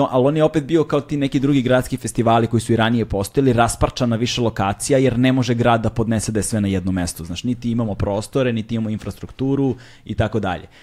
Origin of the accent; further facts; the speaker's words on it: Belgrade, Serbia; iz Beograda smo